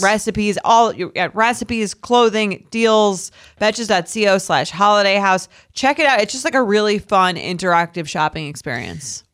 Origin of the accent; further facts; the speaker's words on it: Long Island, New York, United States; I'm from Long Island